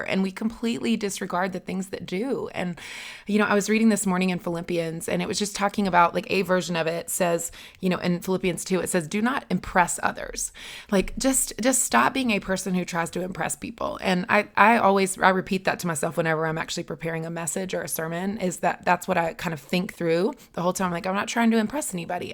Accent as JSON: {"language": "English", "area": "the South", "region": "Southern United States", "country": "United States", "accent": "Southern", "said": "my Southern accent"}